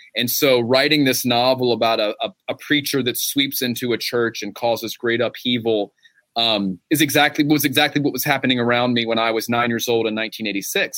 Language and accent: English; Gastonia, North Carolina, United States; my hometown of Gastonia